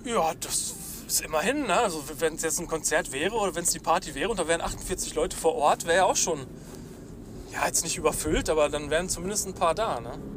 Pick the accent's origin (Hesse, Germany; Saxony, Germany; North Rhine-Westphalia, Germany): North Rhine-Westphalia, Germany; wir Ostwestfalen